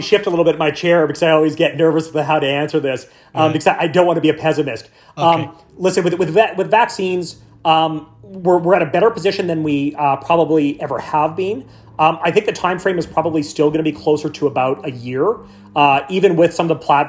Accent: central Canada, Canada; I grew up in Canada, in central Canada, so I like to think that maybe we're a humble nation

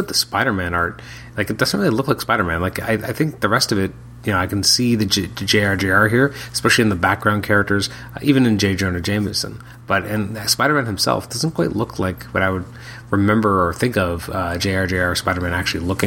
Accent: Canada; as a Canadian

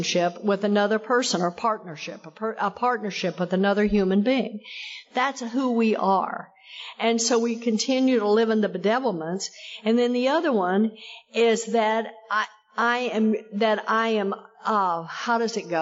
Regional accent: Texas, United States; I come from Texas. I got sober in Texas

